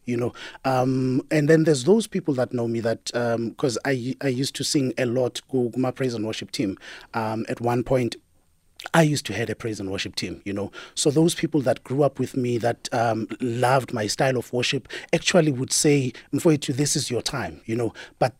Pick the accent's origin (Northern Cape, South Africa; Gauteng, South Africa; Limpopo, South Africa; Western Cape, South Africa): Gauteng, South Africa; Daveyton; I'm from the East, yes.